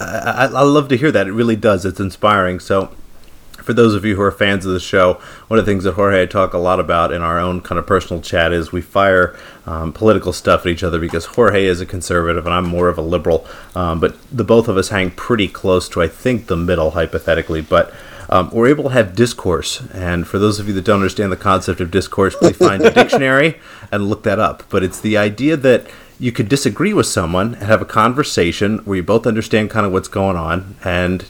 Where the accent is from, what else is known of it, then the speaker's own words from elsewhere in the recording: United States; I'm from the United States